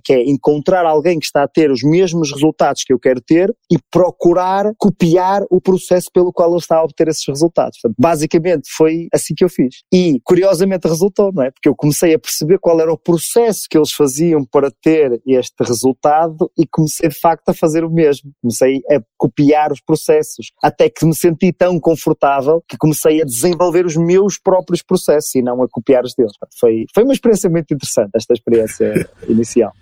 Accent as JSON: {"language": "Portuguese", "town": "Porto", "region": "Norte", "country": "Portugal", "tie": "born or raised there", "said": "sou natural do Porto, aqui em Portugal, uma cidade aqui do norte de Portugal"}